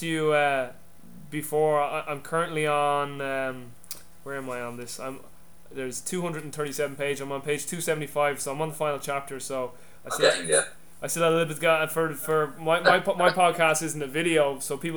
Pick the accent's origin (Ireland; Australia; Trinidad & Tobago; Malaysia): Ireland; I'm Irish